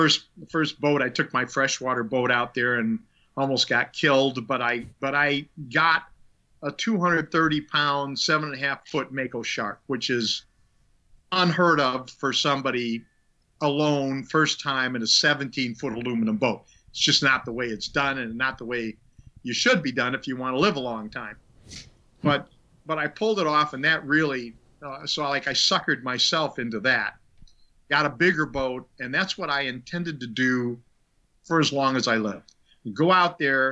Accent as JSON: {"language": "English", "region": "Minnesota", "country": "United States", "tie": "born or raised there", "also_born_or_lived": "Illinois / Long Island, New York", "moved": "yes", "said": "I lived in Minnesota, born and raised in Minnesota."}